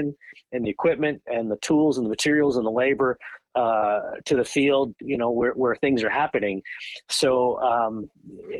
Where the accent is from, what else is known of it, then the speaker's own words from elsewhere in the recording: Long Island, New York, United States; moved away as an adult; also born or lived in Notre Dame, Indiana; now in Raleigh, United States; I grew up on Long Island